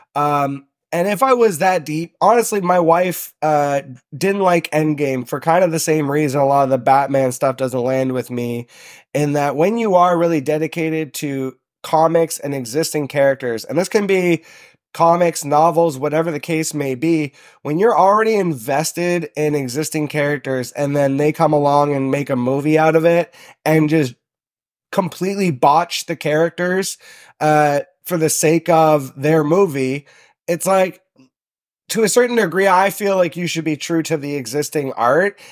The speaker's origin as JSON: {"language": "English", "town": "Toronto", "region": "Ontario", "country": "Canada", "tie": "born or raised there", "moved": "yes", "lives_now": "Sault Ste. Marie, Canada", "said": "I'm originally from Southern Ontario, so I grew up in Toronto"}